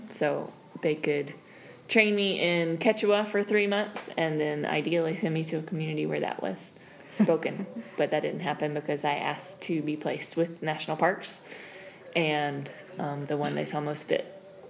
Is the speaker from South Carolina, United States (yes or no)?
yes; South Carolina, United States; moved away as an adult; now in Buena Vista, Bolivia; I grew up in South Carolina. And basically never left until I graduated from college.